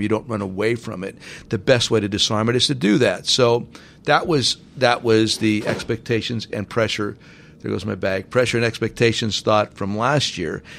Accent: Hazleton, Pennsylvania, United States; moved away; in my hometown, it's very important to me that my hometown prospers and thrives. It was the best place ever to grow up.

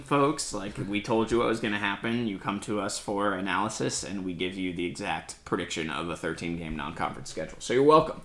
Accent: West Coast, United States; I grew up on the West Coast

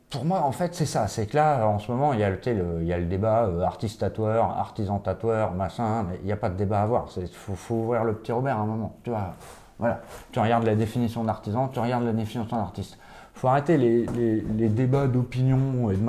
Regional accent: Switzerland; Ouais, je viens de Suisse

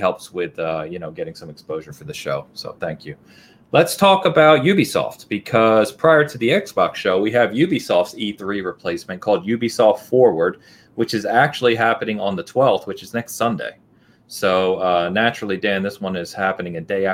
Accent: England, United Kingdom; I'm English

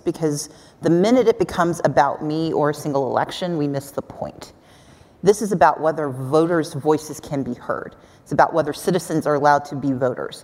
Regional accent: Mississippi, United States; now in Georgia, United States; I grew up in Mississippi

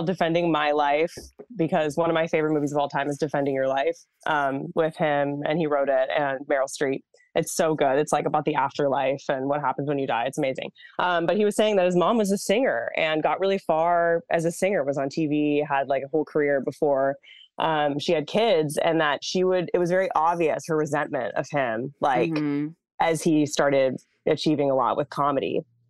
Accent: Massachusetts, United States; I grew up in Massachusetts.

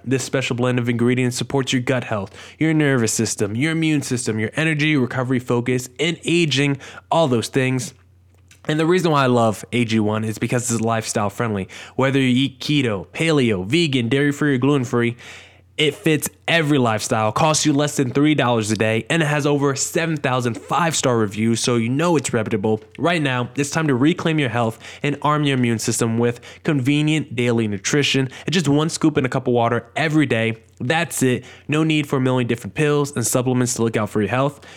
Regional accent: New Jersey, United States; I'm also from New Jersey

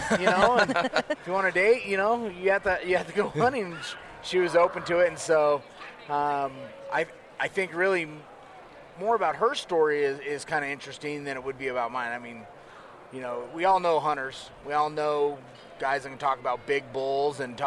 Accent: Colorado, United States; born and raised in Colorado.

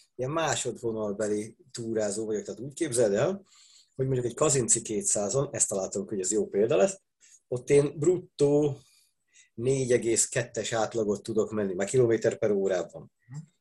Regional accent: Budapest, Hungary; Pesti, nekem még a nagyszüleim is pestiek voltak.

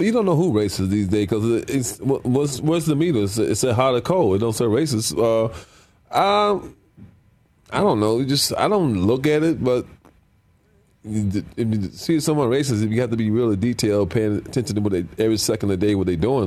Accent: Cleveland, Ohio, United States; I'm from Cleveland.

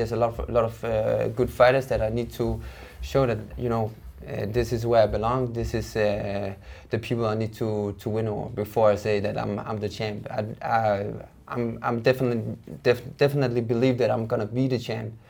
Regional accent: Denmark; Denmark is a nice place to grow up in, and you know, we don't have so much struggle as they have in many other countries. So I feel that I'm very lucky that I'm born in Denmark.

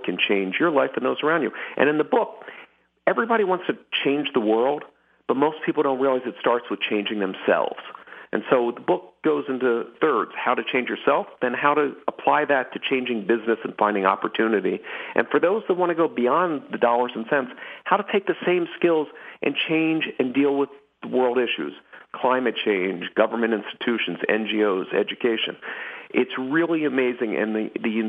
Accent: Philadelphia, Pennsylvania, United States; I grew up in Philadelphia

